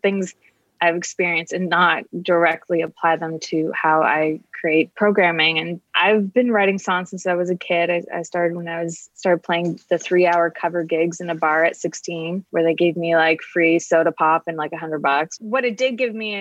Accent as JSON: {"language": "English", "town": "Kingston", "region": "Ontario", "country": "Canada", "tie": "born or raised there", "also_born_or_lived": "Toronto, Canada", "moved": "yes", "said": "I'm from Canada originally. I lived in Toronto for 13 years. And before that, a small town, Kingston, Ontario"}